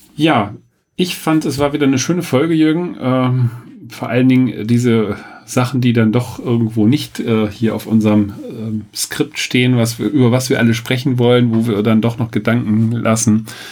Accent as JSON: {"language": "German", "area": "Sauerland", "region": "North Rhine-Westphalia", "country": "Germany", "moved": "yes", "said": "ich komme ja aus dem Sauerland, also Dortmund ist da jetzt nicht so weit entfernt"}